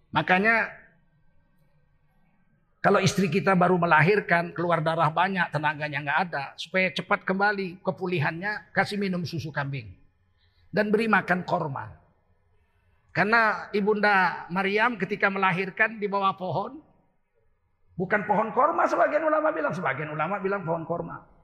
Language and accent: Indonesian; Aceh, Indonesia; Kita orang Aceh, nggak ada laki-laki menyuruh istrinya belanja ke warung, ke pasar.